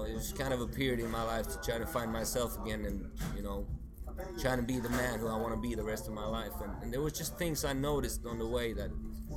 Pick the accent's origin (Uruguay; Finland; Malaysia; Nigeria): Finland; Helsinki, Uusimaa; first language Swedish; English is a second language; I'm from here